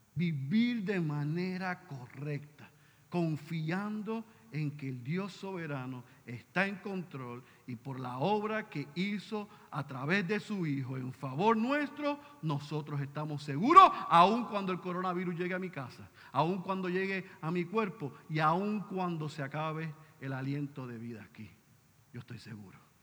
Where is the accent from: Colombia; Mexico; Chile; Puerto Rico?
Puerto Rico; somos puertorriqueños